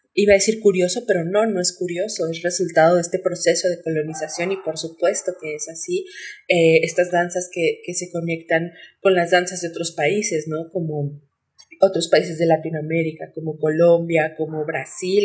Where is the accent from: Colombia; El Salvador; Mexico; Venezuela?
Mexico; Costa Chica; yo hablo de la costa porque es eh, de donde yo soy